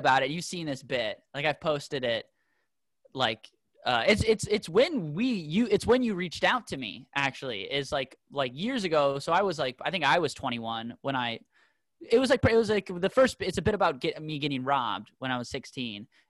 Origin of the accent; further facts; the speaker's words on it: Minneapolis, Minnesota, United States; I grew up in South Minneapolis